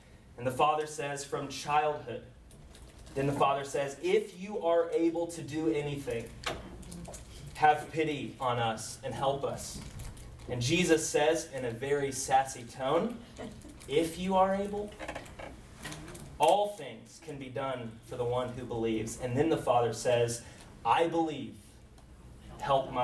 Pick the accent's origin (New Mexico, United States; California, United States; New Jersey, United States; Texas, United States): Texas, United States; Round Rock; also born or lived in Oxford, England; I grew up in Round Rock, which is a suburb of Austin